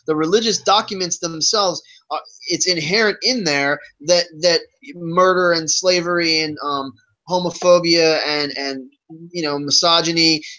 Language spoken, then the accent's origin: English; Virginia, United States; because of what Christianity represents in the South, where I grew up in Virginia.